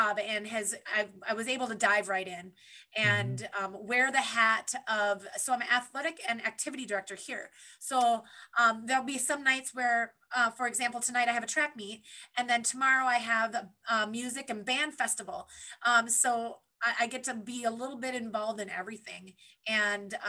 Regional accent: Beldenville, Wisconsin, United States; moved away as an adult; now in Minnesota, United States; I'm born and raised in Beldenville, Wisconsin.

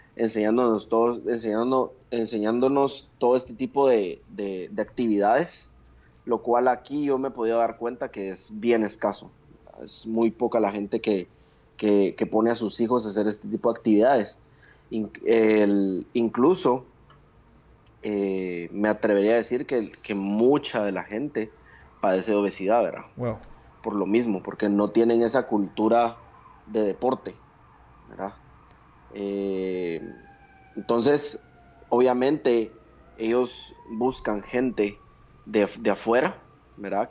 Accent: Guatemala; moved away as an adult

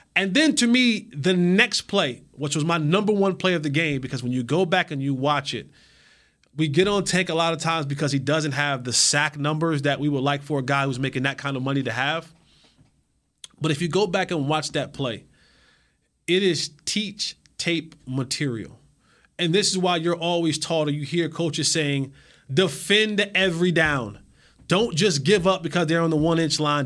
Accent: New Jersey, United States; now in Texas, United States; my home state, the Garden State.

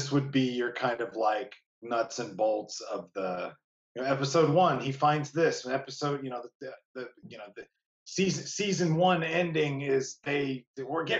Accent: Indiana, United States; I'm from Indiana

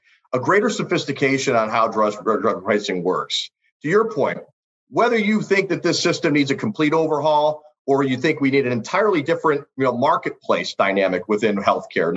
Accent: Ohio, United States; in my home state of Ohio

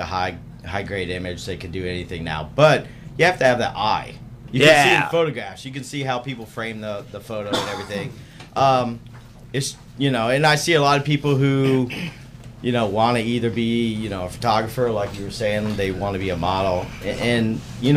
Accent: Tampa, Florida, United States; Living in Tampa, I'm from Tampa.

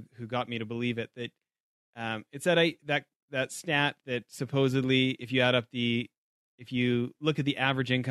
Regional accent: Canada; moved away; back home in Canada

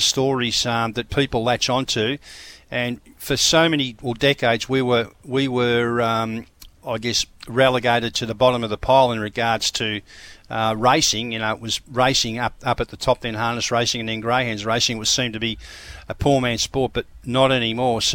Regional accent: Queensland, Australia; I know from being a Queenslander

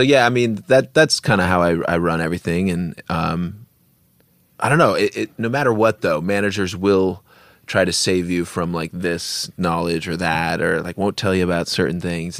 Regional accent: Bremerton, Washington, United States; we're from Bremerton

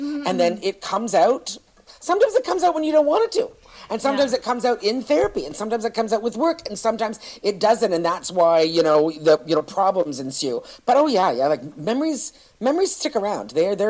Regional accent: Toronto, Ontario, Canada; when I grew up in Toronto in comedy, where I started comedy, you know, I grew up with a gang of guys

